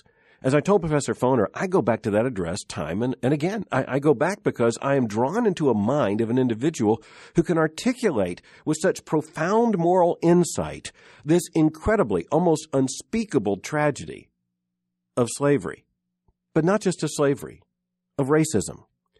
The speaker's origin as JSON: {"language": "English", "region": "the South", "country": "United States", "tie": "born or raised there", "said": "Now, I was raised in the South"}